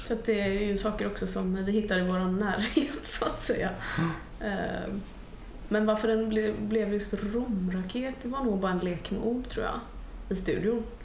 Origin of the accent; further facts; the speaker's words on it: Gothenburg, Västra Götaland, Sweden; min hemstad